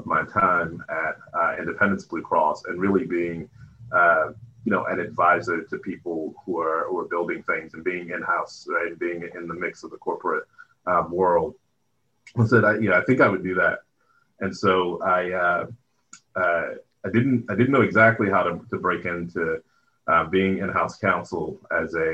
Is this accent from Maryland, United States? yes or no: yes; Baltimore, Maryland, United States; also born or lived in Philadelphia; product of West Baltimore. I grew up in Baltimore, Maryland